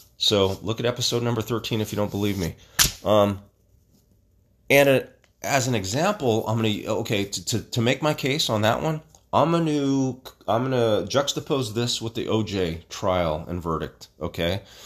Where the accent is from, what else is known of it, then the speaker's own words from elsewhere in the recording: Stockton, California, United States; I grew up in Southwest Stockton, and I'm part of the legacy of Little Manila